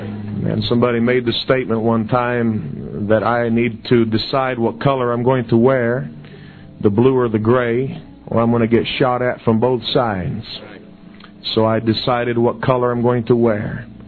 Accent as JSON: {"language": "English", "country": "Brazil", "tie": "born or raised there", "said": "We grew up in Brazil on the mission field, and we both fala português."}